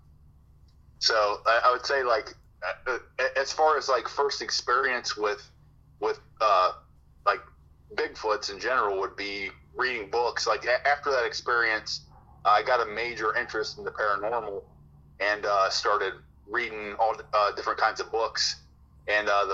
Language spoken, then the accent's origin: English; Cincinnati, Ohio, United States; I grew up in the suburbs. I grew up in Delhi, which is over on the west side of the city of Cincinnati.